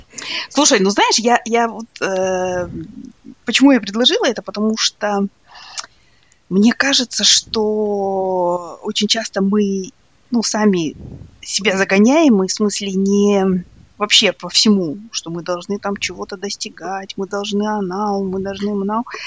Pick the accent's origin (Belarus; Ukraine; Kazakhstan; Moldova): Kazakhstan; East Kazakhstan Region; also born or lived in Soviet Union; now in United States; я, например, росла в, э, в Восточном Казахстане, в маленьком городке